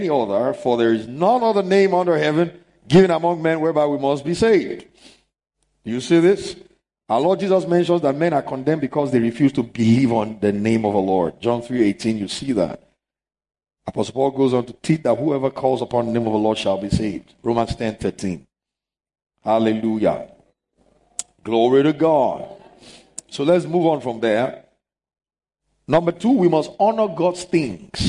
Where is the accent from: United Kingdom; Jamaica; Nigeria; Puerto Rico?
Nigeria; Lagos; There are places I knew growing up in Lagos